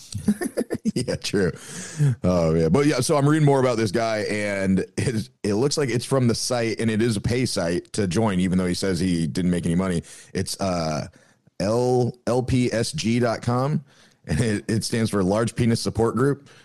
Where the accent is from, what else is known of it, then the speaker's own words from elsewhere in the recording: Iowa, United States; I went to Iowa State for a little bit in, in my home state